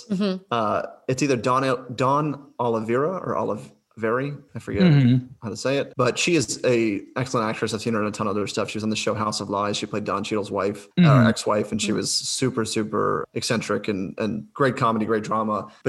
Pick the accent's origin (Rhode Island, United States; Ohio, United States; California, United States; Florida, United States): Ohio, United States; I'm from Ohio.